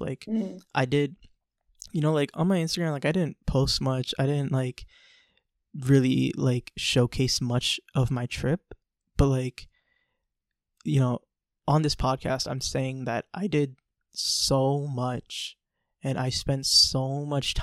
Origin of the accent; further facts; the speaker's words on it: United States; growing up in America